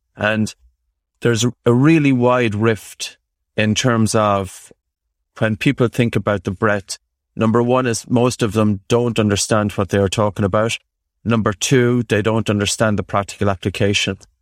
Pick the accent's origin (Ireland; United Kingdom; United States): Ireland; growing up in Ireland